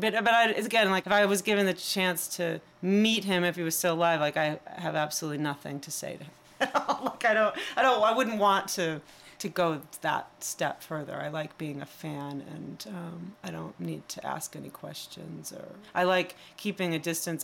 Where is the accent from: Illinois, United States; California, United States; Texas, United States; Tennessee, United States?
Illinois, United States; Chicago; accent: Midwest; growing up in Chicago and having a certain Midwest accent